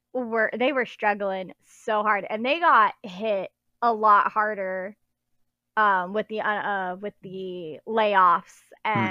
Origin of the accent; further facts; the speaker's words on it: California, United States; now in Central Florida, United States; growing up in California, we went to Disneyland at least once or twice a year